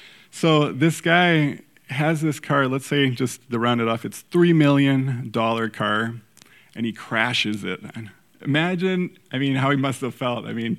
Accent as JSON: {"language": "English", "country": "Mexico", "tie": "born or raised there", "said": "So for those of you that don't know, I grew up in Mexico, and soccer, football is our number one sport"}